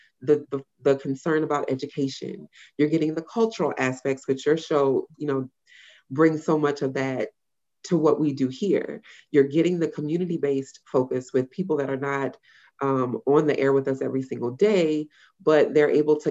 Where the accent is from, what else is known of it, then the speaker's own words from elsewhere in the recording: Louisiana, United States; a woman born and raised in Louisiana